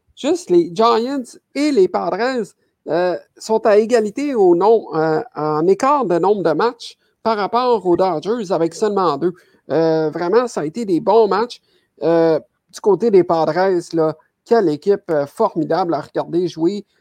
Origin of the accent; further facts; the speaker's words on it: Quebec, Canada; chez nous, au Québec, à Montréal